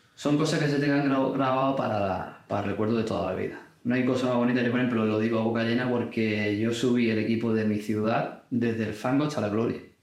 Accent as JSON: {"language": "Spanish", "town": "Cádiz", "region": "Andalusia", "country": "Spain", "tie": "born or raised there", "said": "soy de Cádiz. Y lo he vivido desde pequeño"}